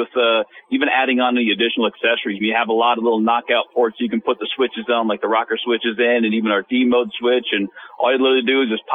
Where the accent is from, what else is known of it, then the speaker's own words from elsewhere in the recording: Wisconsin, United States; I was born in Wisconsin